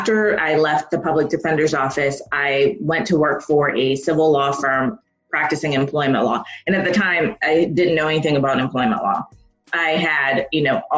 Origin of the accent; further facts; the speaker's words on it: Jamaica; I'm Jamaican and I come from a family of very educated people